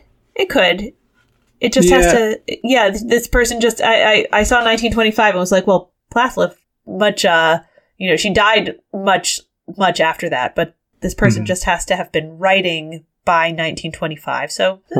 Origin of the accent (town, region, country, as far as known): New York, United States; born or raised there